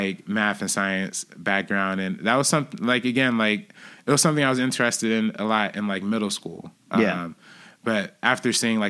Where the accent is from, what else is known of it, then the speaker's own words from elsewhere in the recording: Compton, California, United States; where I'm from Compton